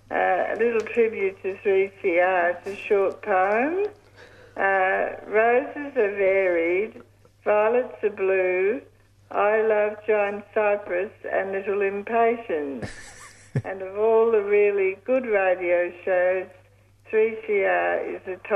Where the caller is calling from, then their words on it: Broadmeadows, Victoria, Australia; I'm actually calling from Broadmeadows. I'm still in hospital.